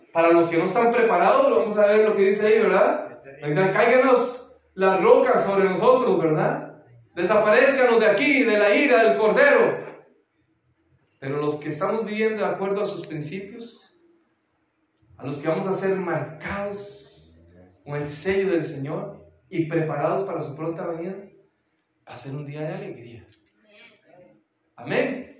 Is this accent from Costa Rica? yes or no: yes; Costa Rica; en mi país, en Costa Rica